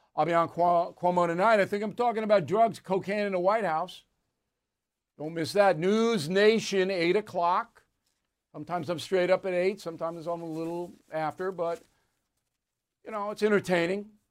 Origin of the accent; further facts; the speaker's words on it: Levittown, New York, United States; I grew up in Levittown